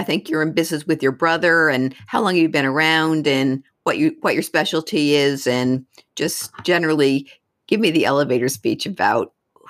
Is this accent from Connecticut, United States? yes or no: yes; Connecticut, United States; So I'm from Connecticut